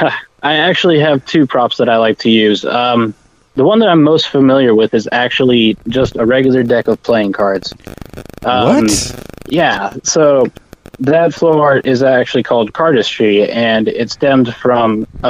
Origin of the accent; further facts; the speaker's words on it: Texas, United States; Well, I'm originally from a small town north of Dallas, pretty close to Gainesville, Texas. And that's where I spent the majority of my life until I moved away to Lubbock, Texas to go to Texas Tech University.